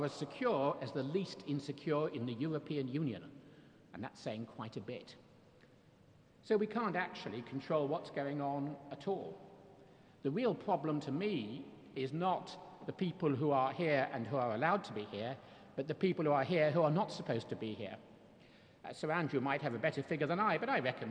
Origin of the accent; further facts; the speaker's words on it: Jersey; I'm from Jersey